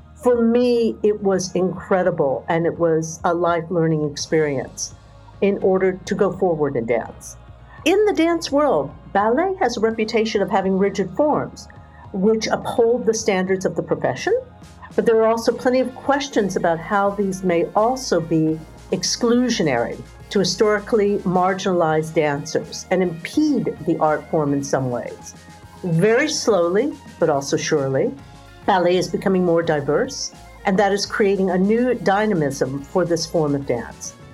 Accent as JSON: {"language": "English", "country": "United States", "tie": "born or raised there", "also_born_or_lived": "United Kingdom / Singapore", "moved": "as an adult", "said": "I grew up in the United States"}